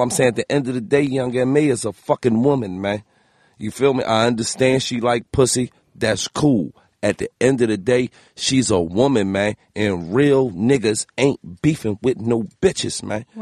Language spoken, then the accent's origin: English; Philadelphia, Pennsylvania, United States; I'm from Philly